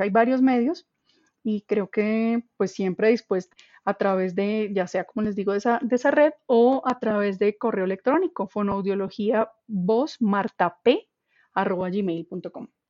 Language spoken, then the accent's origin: Spanish; Colombia; tenemos nosotros como población colombiana